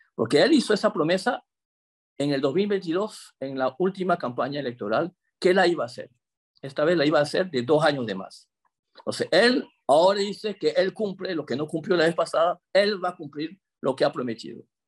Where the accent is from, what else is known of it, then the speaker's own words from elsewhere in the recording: Chame, Panamá Oeste, Panama; moved away as an adult; also born or lived in Paris suburbs, France; now in Gretz-Armainvilliers, France; nativo de Chame, soy un chamero